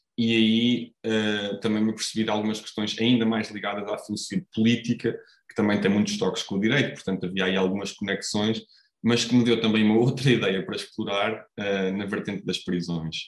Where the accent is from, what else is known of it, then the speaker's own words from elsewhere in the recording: Coimbra, Centro, Portugal; eu sou cá de Coimbra, nasci, nasci cá em Coimbra